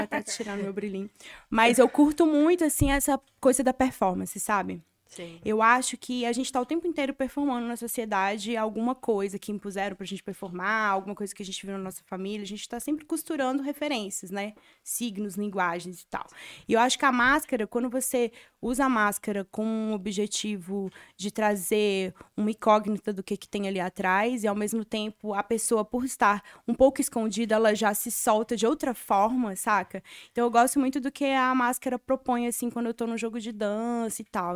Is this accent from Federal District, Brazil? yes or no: no; Sabará, Minas Gerais, Brazil; moved away as an adult; now in São Paulo, Brazil; eu sou de BH, né? Cresci em BH, na verdade, de Sabará, que é do lado.